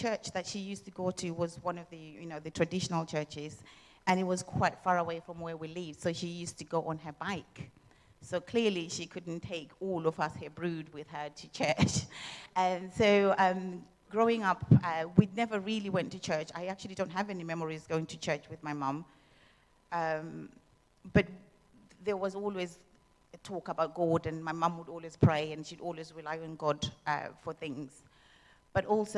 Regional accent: Zimbabwe; moved away; I was born and brought up in Zimbabwe

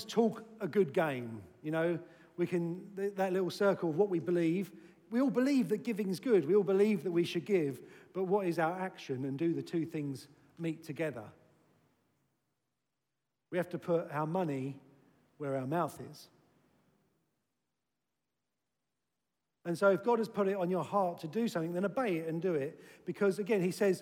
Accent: United Kingdom; we're British

